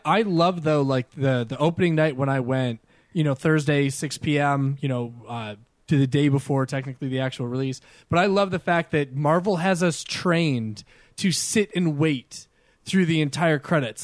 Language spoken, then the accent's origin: English; New York, United States; me growing up in New York